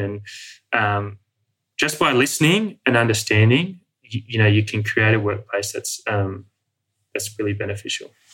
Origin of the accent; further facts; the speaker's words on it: Sydney, New South Wales, Australia; moved away as an adult; also born or lived in Outback Australia; growing up in the Western world and in Sydney